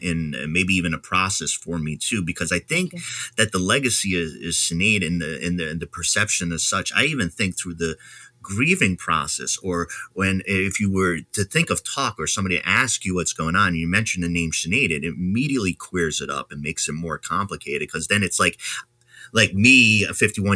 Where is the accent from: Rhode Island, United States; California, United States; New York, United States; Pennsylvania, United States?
Rhode Island, United States; moved away; I'm from Rhode Island originally